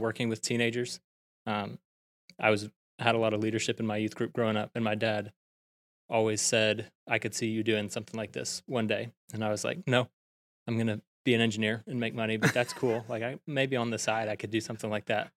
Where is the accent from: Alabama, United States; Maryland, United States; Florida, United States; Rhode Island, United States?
Alabama, United States; Prattville; now in Auburn, United States; I'm originally from Prattville, Alabama